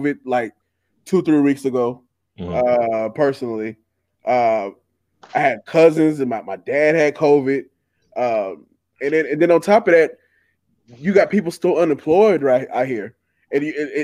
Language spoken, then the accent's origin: English; Charleston, South Carolina, United States; I'm from Charleston. We know we crazy.